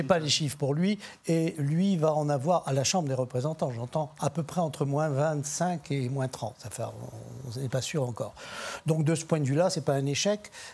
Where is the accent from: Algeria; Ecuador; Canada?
Algeria; now in France; Je suis d'un pays d'immigrants, je suis né en Algérie